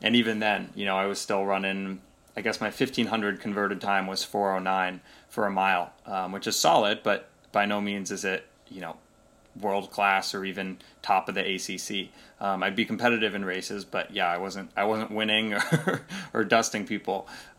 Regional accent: Pacific Northwest, United States; I absolutely love growing up in the Pacific Northwest.

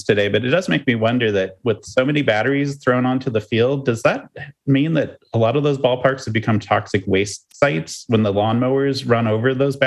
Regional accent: Midwest, United States; moved away; as a child growing up going to Royals games when I grew up in the Midwest

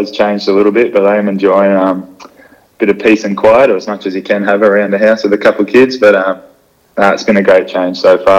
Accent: Gold Coast, Queensland, Australia; growing up on the Gold Coast, especially, you know, back in the 90s, early 2000s

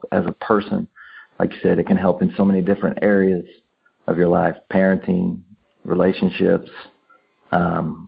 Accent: Missouri, United States; we're from Missouri, and we have an accent from other parts of the country

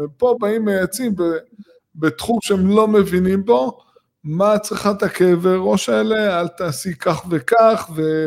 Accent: Gush Dan, Tel Aviv District, Israel; אנחנו גדלנו בגוש דן

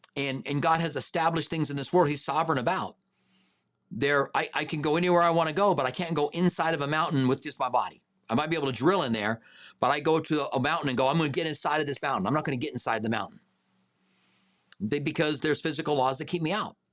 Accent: Albuquerque, New Mexico, United States; moved away as an adult; now in Tucson, United States; I grew up in Albuquerque

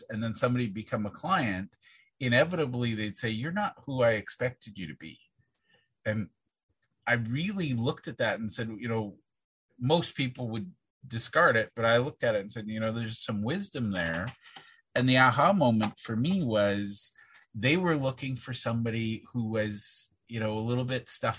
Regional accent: Southern Saskatchewan, Canada; I was born and raised in Southern Saskatchewan

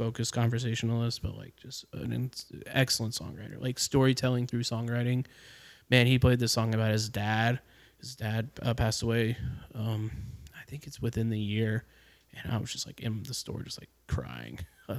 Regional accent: Jacksonville, Florida, United States; So when I was born in Jacksonville.

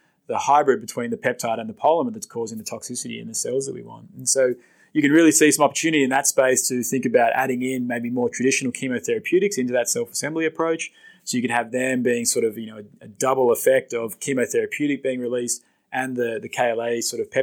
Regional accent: Australia; moved away as an adult; now in United States; I'm another Australian in research, polymer research, say, in the US.

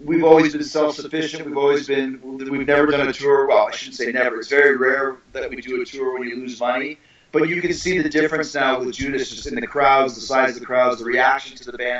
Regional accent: Winnipeg, Manitoba, Canada; the street where I grew up in Wordsworth Way in Winnipeg, Manitoba, Canada

